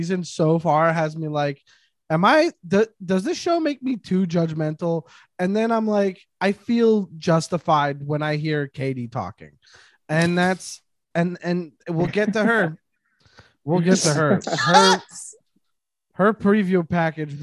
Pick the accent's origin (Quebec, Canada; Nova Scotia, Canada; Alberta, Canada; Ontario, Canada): Quebec, Canada; I'm from Quebec